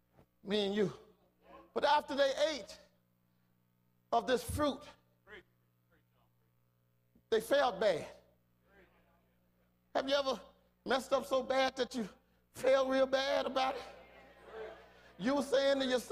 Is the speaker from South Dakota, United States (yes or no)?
no; Fort Worth, Texas, United States; I'm from Fort Worth, Texas